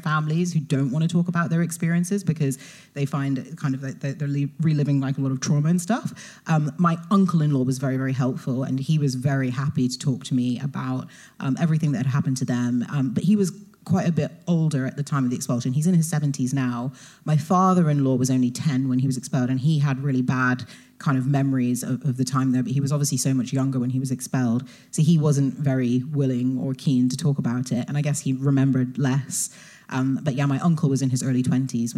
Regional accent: United Kingdom; ended up staying local in the Midlands, which is where my family are from

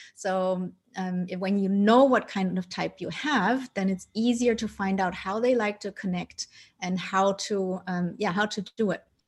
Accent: Germany; also born or lived in Colombia; I was adopted by my parents who are Dutch, and I grew up in Germany

